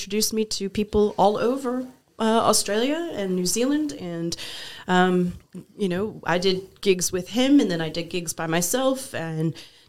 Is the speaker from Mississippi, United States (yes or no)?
no; Wisconsin, United States; born there; also born or lived in West Texas; lived in West Texas for 4 years, so I say things like y'all and all y'all, and that'll come out. I was born in Wisconsin.